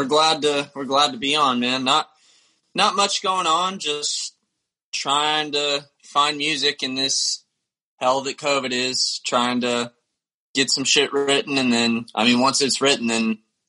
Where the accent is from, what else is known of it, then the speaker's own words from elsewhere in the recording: the South, United States; growing up in the South, I really got into metal at a young age